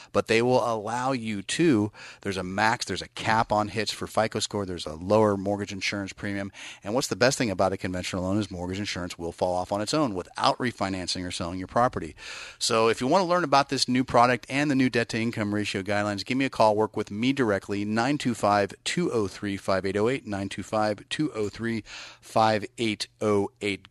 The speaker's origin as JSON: {"language": "English", "area": "Bay Area", "region": "California", "country": "United States", "said": "I'm from the Bay Area"}